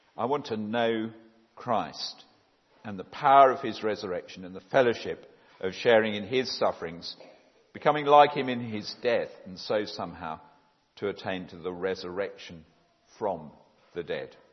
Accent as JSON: {"language": "English", "town": "Epsom", "region": "South East England", "country": "United Kingdom", "tie": "born or raised there", "also_born_or_lived": "Oxford", "said": "I'm very much a Surrey person. I was brought up in Epsom, the other end of the county, uh, since the age of six."}